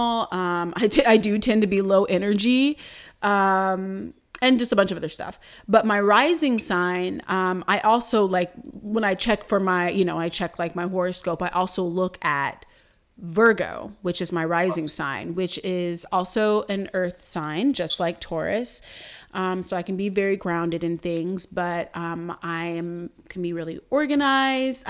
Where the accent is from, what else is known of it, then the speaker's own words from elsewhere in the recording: Durham, North Carolina, United States; I was born in Durham, North Carolina at like 6:12 p.m.